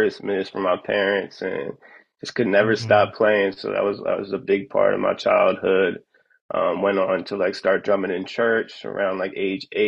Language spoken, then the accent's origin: English; Media, Pennsylvania, United States; I'm originally from Media, Pennsylvania, which is pretty much like a small town right outside the Philly area, like a 30-minute drive outside. So grew up there